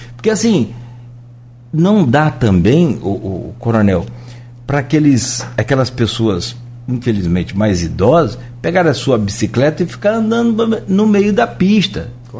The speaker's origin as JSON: {"language": "Portuguese", "town": "Italva", "region": "Rio de Janeiro", "country": "Brazil", "moved": "yes", "said": "eu sou de Italva"}